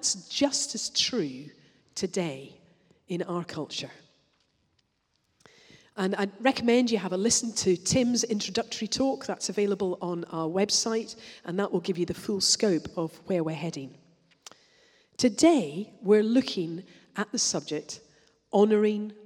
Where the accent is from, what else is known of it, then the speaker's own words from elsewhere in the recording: Scotland, United Kingdom; I'm Scottish